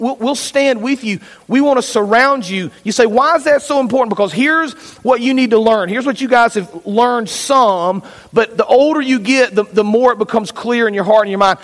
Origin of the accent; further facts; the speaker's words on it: Fayetteville, United States; I grew up in Fayetteville, Flat Creek Baptist Church